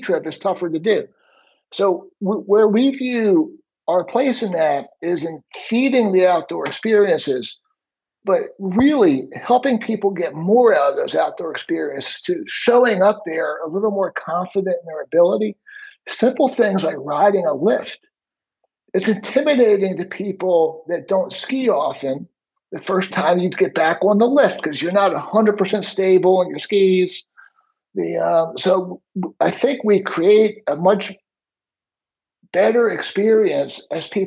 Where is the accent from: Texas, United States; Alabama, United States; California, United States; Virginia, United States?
Virginia, United States; Alexandria; I grew up again in Alexandria, Virginia